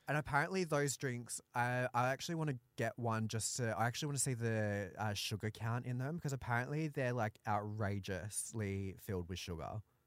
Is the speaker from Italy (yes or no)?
no; Australia; I'm a Aussie battler